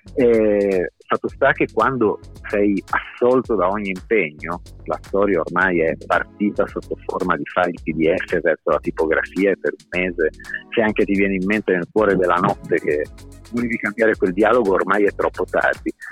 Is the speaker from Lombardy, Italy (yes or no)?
no; Bologna, Emilia-Romagna, Italy; quando chiedevano da dove arrivavamo, ehm, ah, Bologna